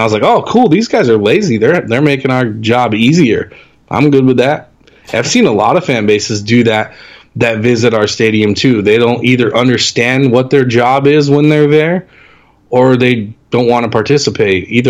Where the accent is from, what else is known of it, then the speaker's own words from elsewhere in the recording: Los Angeles, California, United States; this is the only city I've ever lived in. I'm 41 years old. If anybody can be transparent about how this city really operates, it's me. You know, this is my hometown.